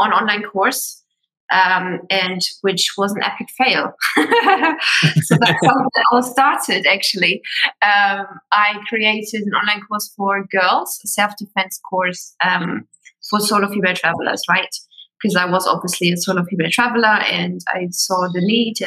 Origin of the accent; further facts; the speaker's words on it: Germany; moved away as an adult; also born or lived in Sydney, Australia; I'm originally from Germany.